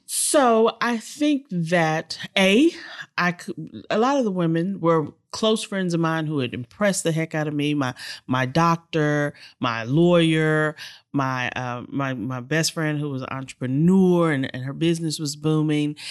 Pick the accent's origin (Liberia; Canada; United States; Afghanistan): United States; Houston, Texas; this little girl, born and raised in Sunnyside, Texas